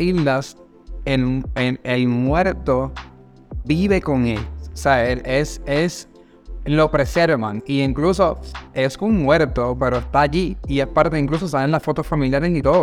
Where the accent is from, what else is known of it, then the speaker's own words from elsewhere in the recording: Puerto Rico; moved away; nosotros somos de Puerto Rico, ¿verdad? Originalmente de Puerto Rico